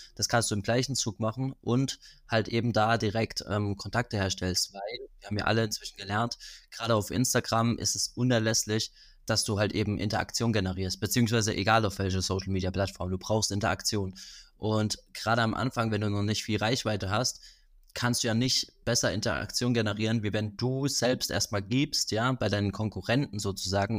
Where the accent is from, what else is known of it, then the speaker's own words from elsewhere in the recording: Rhineland-Palatinate, Germany; aus der Pfalz, da wo ich herkomme